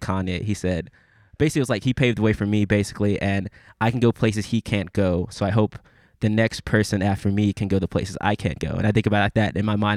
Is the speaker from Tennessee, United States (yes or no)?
yes; Memphis, Tennessee, United States; I'm from Memphis.